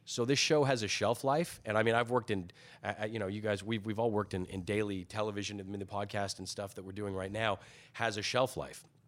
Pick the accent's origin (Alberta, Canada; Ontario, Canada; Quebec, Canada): Ontario, Canada; Toronto; also born or lived in Scotland / Thornhill; I was born in Scotland. We emigrated uh, when I was very young to Toronto